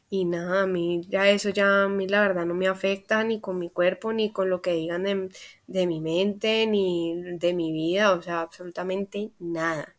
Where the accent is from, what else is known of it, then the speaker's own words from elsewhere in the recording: Cali, Valle del Cauca, Colombia; soy caleña, colombiana, a mucho orgullo